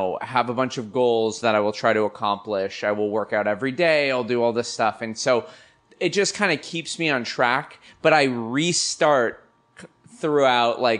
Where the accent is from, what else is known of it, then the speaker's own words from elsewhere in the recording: Los Angeles, California, United States; I'm a Valley kid